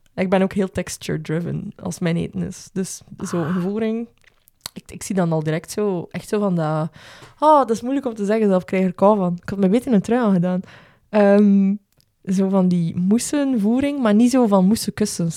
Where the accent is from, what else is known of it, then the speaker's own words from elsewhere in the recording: Belgium; als Belgen